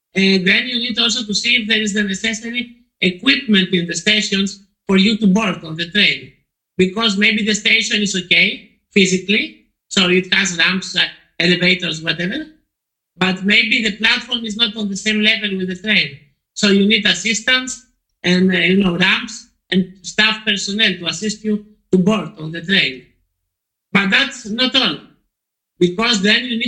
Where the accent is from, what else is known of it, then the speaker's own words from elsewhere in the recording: Poland; now in Greece; I live in Greece. I'm originally from Poland